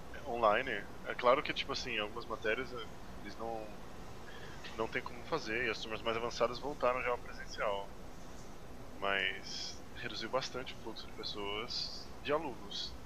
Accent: São Paulo, Brazil; now in São Bernardo do Campo, Brazil; Eu era de São Paulo, agora eu sou da BC

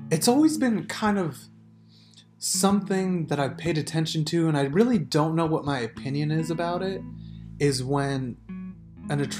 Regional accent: Las Vegas, Nevada, United States; we were born and raised in Vegas

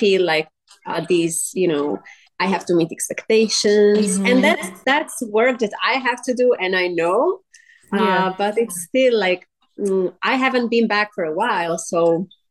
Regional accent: Slovakia; moved away as an adult; also born or lived in Miami, United States; now in Las Vegas, United States; I'm from Europe, Slovakia, and then I came to the United States by myself.

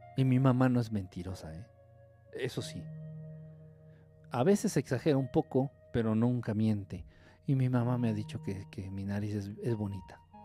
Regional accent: Mexico; siendo mexicano

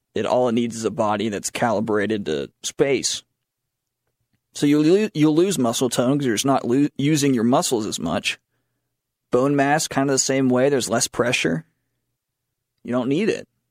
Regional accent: Matthews, North Carolina, United States; born or raised there; moved away

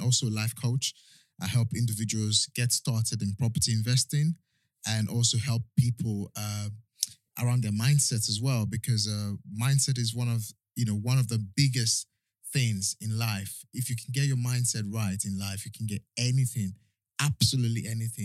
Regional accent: Edo, Nigeria; moved away as an adult; now in United Kingdom; I'm from Edo State, Nigeria. I was born, raised in Nigeria.

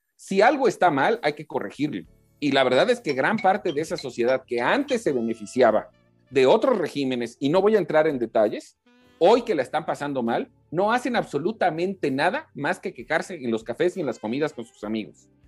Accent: Quintana Roo, Mexico; en mi tierra, en Quintana Roo

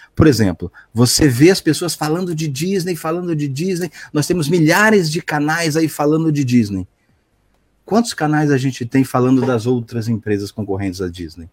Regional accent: Santos, São Paulo, Brazil; Eu sou de Santos, Santos, São Paulo.

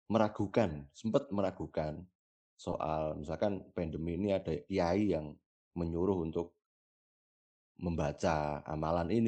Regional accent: Selo, Central Java, Indonesia; di desaku sendirilah di desaku lalu di daerah eh, Selo sebelah timur Merapi sebelah timur utara Merapi

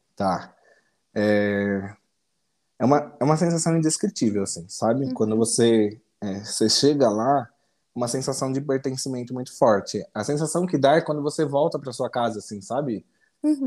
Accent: São Paulo, Brazil; eu sou de São Paulo, São Paulo capital, mas atualmente eu moro no interior de São Paulo, numa cidade pequena chamada Guaí

